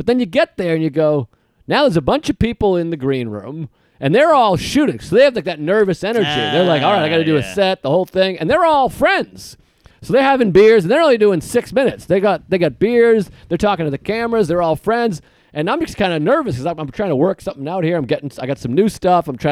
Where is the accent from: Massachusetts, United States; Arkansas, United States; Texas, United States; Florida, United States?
Massachusetts, United States; Boston; I'm from Boston